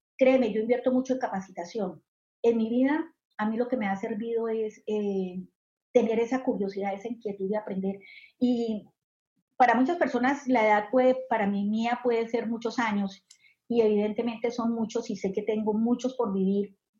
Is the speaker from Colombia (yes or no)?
yes; Colombia; moved away as an adult; now in Southern California, United States; yo soy colombiana, eh, soy inmigrante, actualmente hace 14 años vivo en Estados Unidos, acá en el sur de California.